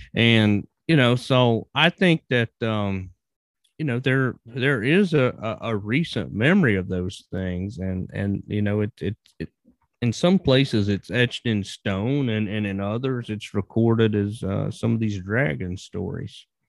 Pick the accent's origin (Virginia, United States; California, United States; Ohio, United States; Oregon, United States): Virginia, United States; moved away as an adult; I was born and raised in Virginia and lived there right up until I started traveling